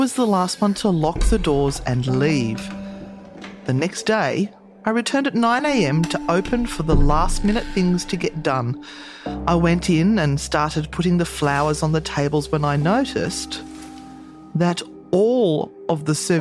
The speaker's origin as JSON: {"language": "English", "town": "Sydney", "region": "New South Wales", "country": "Australia", "tie": "born or raised there", "said": "I was born in the Sydney Women's Hospital"}